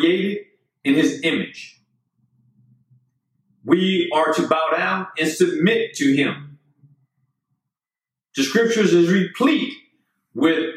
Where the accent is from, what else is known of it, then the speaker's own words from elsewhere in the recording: United States; I'm an American.